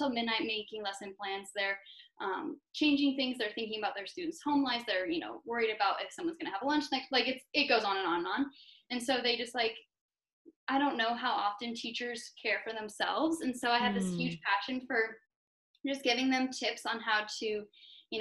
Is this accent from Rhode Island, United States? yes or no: no; Greeley, Colorado, United States; I was born in Greeley, Colorado